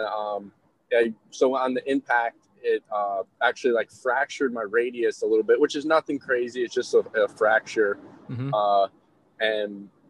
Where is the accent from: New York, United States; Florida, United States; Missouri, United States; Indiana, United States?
New York, United States; now in Tallahassee, United States; I'm from New York